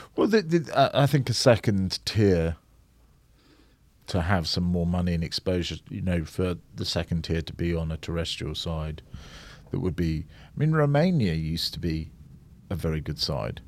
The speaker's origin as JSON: {"language": "English", "region": "Scotland", "country": "United Kingdom", "tie": "born or raised there", "said": "I was born in Scotland. Um, But I was very split down the middle, 'cause, uh, both my parents were English."}